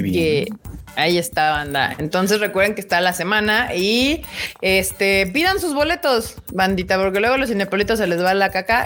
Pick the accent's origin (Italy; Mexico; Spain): Mexico; tenía que cumplir mi deber como mexicana